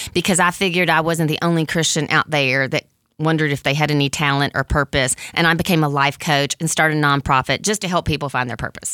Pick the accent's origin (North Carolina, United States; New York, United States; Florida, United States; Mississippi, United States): Mississippi, United States; moved away as an adult; also born or lived in San Francisco Bay Area; I grew up in Mississippi, which they called the Bible Belt